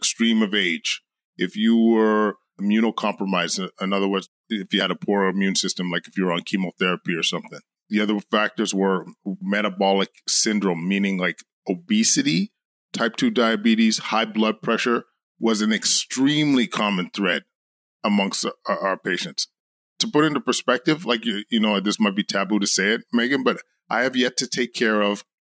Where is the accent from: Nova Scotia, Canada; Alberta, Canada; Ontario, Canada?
Alberta, Canada; Edmonton; moved away as an adult; now in Ottawa, Canada; Born and raised in Edmonton